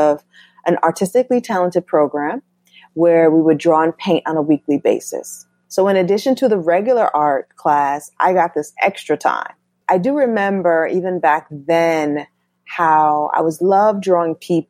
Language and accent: English; Norwalk, Connecticut, United States; also born or lived in Bronx, New York; I was born in the Bronx, but I grew up in Norwalk, Connecticut, by the beach